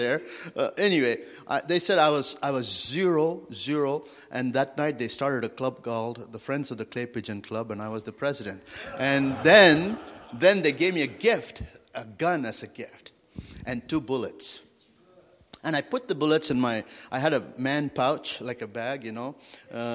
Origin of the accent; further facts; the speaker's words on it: India; also born or lived in Wyoming, United States / Africa; now in France; I grew up in India and came to the United States